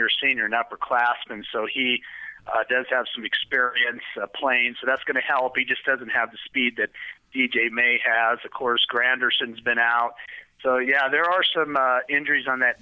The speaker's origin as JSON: {"language": "English", "region": "Wyoming", "country": "United States", "tie": "born or raised there", "said": "being from Wyoming, growing up in Wyoming"}